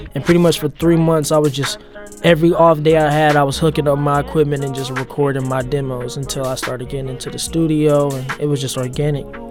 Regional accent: St. Louis, Missouri, United States; moved away as an adult; now in Los Angeles, United States; I mainly grew up in Gravelly Park, off Chippewa, Iowa, but me and my mom also spent some time, like, kinda near Soulard off thirteenth Street.

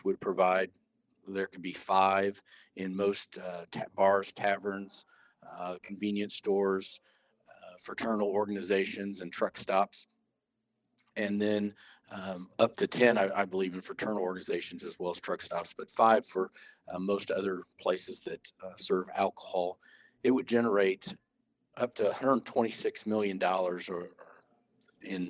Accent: Warrensburg, Missouri, United States; my hometown is Warrensburg, Missouri, which is the home of the University of Central Missouri

